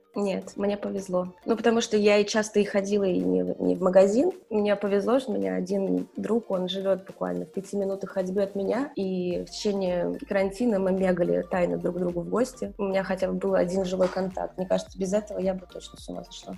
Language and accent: Russian; Saint Petersburg, Russia; moved away as an adult; also born or lived in Moscow, Russia; now in Florence, Italy; я из Петербурга